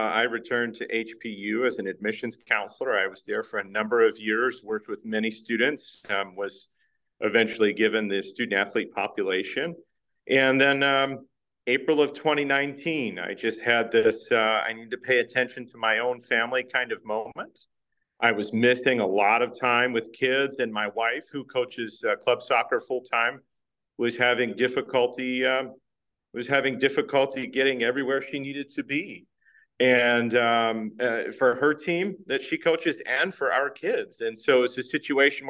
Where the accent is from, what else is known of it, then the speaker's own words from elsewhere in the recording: Baltimore, Maryland, United States; moved away as an adult; I was in East Baltimore. People say where in East Baltimore, and I'll say Highland Town because they know that part of the city pretty well